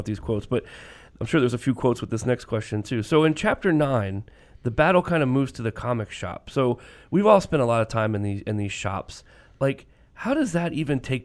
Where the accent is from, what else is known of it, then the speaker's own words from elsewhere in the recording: Maryland, United States; I grew up in Maryland